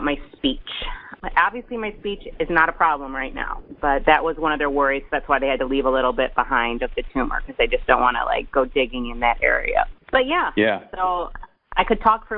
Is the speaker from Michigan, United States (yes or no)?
yes; Detroit, Michigan, United States; I'm from Metro Detroit.